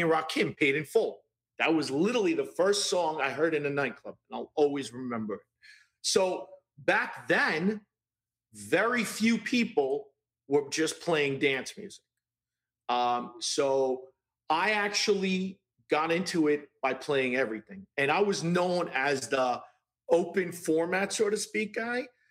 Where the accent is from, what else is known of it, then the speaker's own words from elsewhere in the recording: New York City, New York, United States; I grew up in Brooklyn